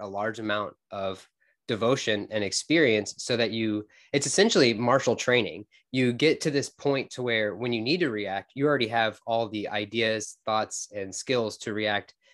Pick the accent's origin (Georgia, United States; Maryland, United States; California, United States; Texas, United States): Texas, United States; Fort Worth; I'm from Fort Worth, Texas